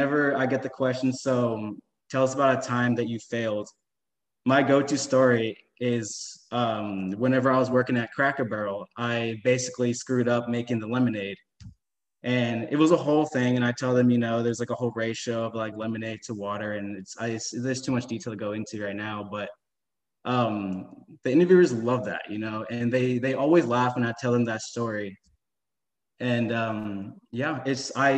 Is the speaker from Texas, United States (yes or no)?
yes; Houston, Texas, United States; I was born and raised in Houston, Texas, and I graduated from St. Pius 10th High School